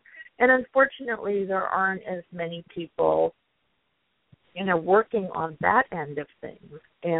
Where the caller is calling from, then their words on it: San Diego, California, United States; I'm in San Diego, California.